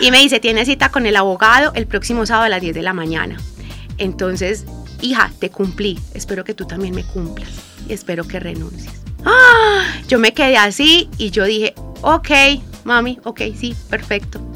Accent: Guarne, Antioquia, Colombia; also born or lived in Medellín; nosotros somos del municipio de Guarne

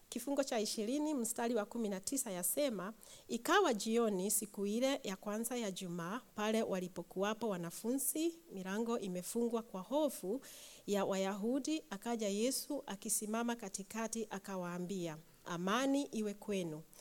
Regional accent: Kenya; moved away; ich komme aus Kenia und in Kenia, wir sprechen ganz viele Sprachen, aber eine davon ist Swahili.

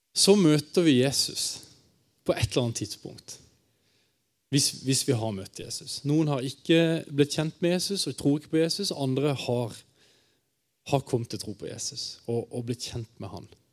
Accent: Kristiansand, Agder, Norway; now in Bergen, Norway; Jeg kommer fra Kristiansand. Øh, men jeg bor øh, rett øh, over fjellet i sentrum av Bergen nå

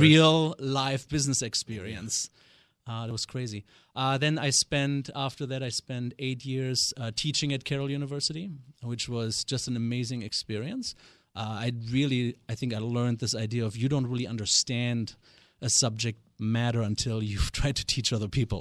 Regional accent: Germany; accent: German; English is a second language; moved away as an adult; now in United States; born and raised in West Germany, uh, I am not a native of this great state, although I've been here for twenty-two years.

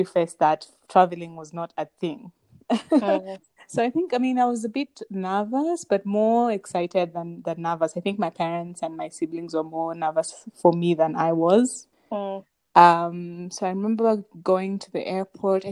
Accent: Kenya; I'm Kenyan in my 30s

